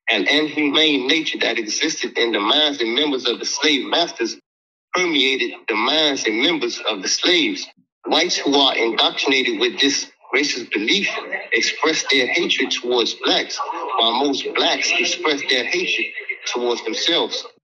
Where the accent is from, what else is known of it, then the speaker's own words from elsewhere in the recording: Miami, Florida, United States; and we're both from Miami.